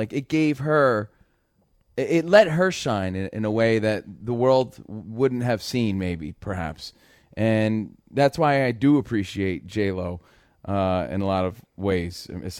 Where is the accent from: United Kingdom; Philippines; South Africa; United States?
United States; New Jersey; growing up, I was like the only Mexican kid in New Jersey.